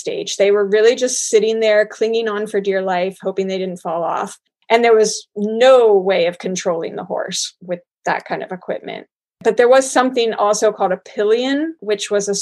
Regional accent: Cincinnati, Ohio, United States; lived for a time in my hometown of Cincinnati

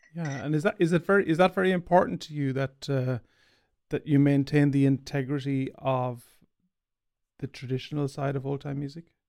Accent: Ireland; I'm an Irish banjo player

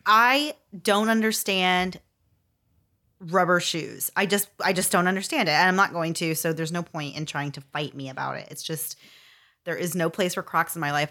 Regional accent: Florida, United States; I was from Florida and was a long way from home

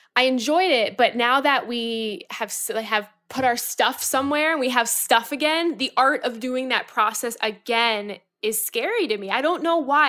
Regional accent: Florida, United States; now in New York, United States; I'm from Florida.

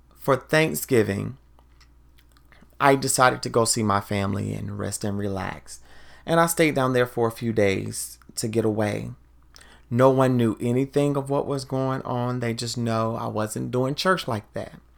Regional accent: the South, United States; now in Washington, D.C. area, United States; growing up in the South, we also listen to Go-Go in the South

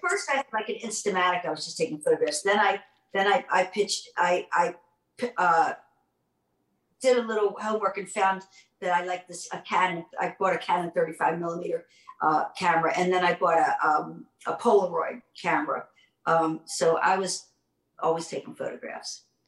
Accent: Baltimore, Maryland, United States; I grew up in Baltimore

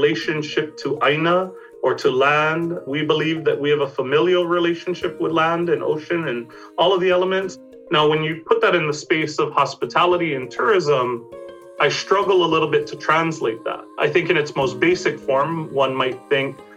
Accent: Hawaii, United States; in Hawaii, we have a historical sort of relationship with hospitality

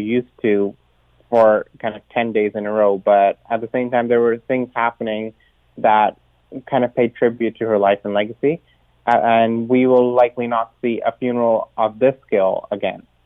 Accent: Canada; moved away; as a Canadian

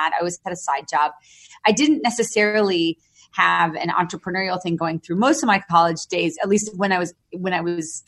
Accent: New York City, New York, United States; I was born in New York City and grew up in and out of the city. My father, my parents got divorced when I was seven. And so my dad was always based in New York City and I grew up in the suburbs of New York

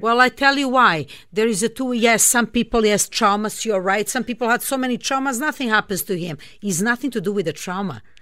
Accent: Belgrade, Serbia; moved away; I grew up in Serbia. I'm originally from Belgrade, Serbia

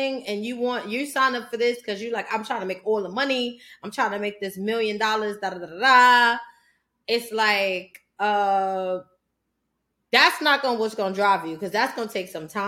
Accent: New York City, New York, United States; I'm from the South Bronx

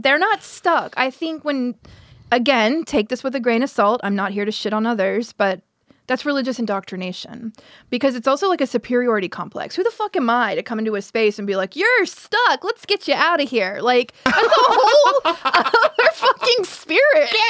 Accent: Pensacola, Florida, United States; born or raised there

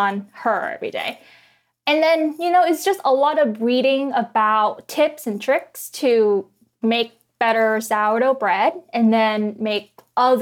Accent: Vietnam; now in Washington, D.C., United States; I grew up in Vietnam.

